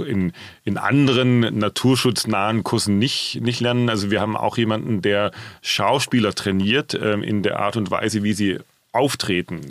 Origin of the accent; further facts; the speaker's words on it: Swabia, Germany; moved away as an adult; now in Frankfurt, Germany; angefangen habe ich in meiner schwäbischen Heimat